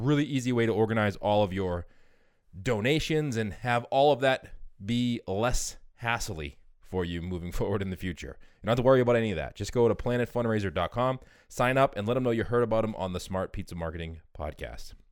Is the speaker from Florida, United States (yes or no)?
no; New Jersey, United States; moved away as an adult; also born or lived in Maryland / Washington, District of Columbia, United States; now in New York City, United States; I'm originally from New Jersey.